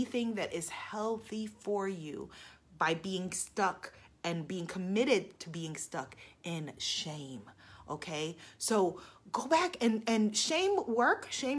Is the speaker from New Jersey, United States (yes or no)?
no; New York City, New York, United States; I am a Queens girl